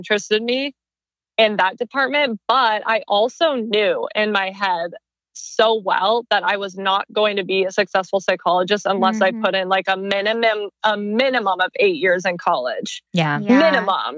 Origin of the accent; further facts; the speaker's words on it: Arizona, United States; moved away as an adult; now in Los Angeles, United States; I'm originally from Arizona.